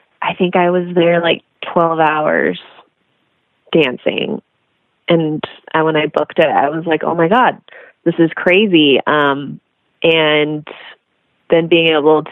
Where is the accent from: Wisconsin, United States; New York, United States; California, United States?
California, United States; Long Beach; also born or lived in Los Angeles; Born in Long Beach, California. So I'm a California girl